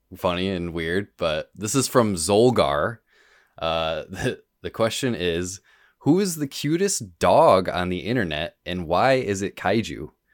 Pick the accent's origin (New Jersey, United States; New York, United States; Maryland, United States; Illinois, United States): New York, United States; Rochester; I'm from Rochester originally